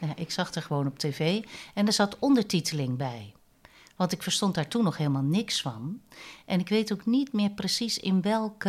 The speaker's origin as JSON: {"language": "Dutch", "town": "Vlaardingen", "region": "South Holland", "country": "Netherlands", "tie": "born or raised there", "also_born_or_lived": "Nijmegen", "moved": "as an adult", "said": "ik ben geboren in Vlaardingen als vijfde in een gezin"}